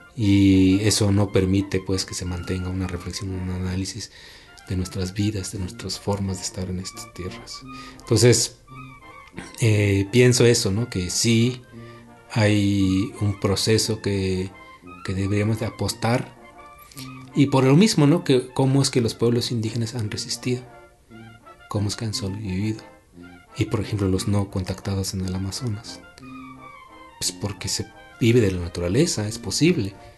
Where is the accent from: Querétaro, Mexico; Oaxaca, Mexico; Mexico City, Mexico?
Oaxaca, Mexico; Tlahuitoltepec; mi pueblo sea así, mi pueblo se rige por asambleas comunitarias